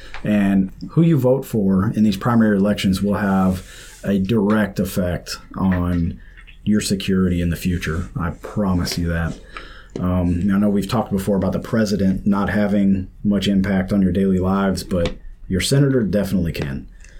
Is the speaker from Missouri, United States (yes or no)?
yes; St. Louis, Missouri, United States; Well, I'm from St. Louis